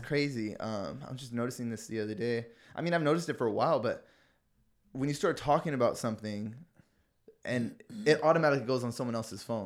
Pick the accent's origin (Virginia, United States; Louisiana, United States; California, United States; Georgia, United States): California, United States; San Diego; we're from San Diego